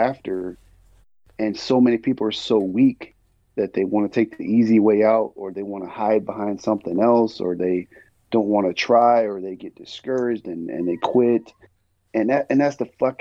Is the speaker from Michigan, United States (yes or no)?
no; Bay Area, California, United States; I'm from California. I was raised in the Bay Area